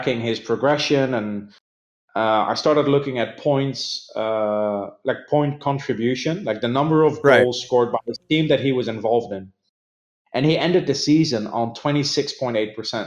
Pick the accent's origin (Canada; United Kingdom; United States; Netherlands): Netherlands; when I grew up in the Netherlands